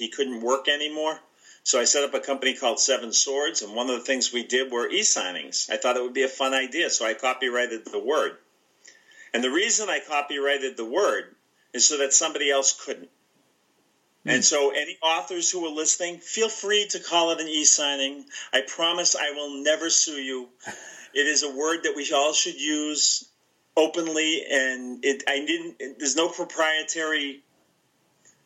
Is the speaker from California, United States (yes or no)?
no; Leominster, Massachusetts, United States; My hometown is known as the birthplace of plastics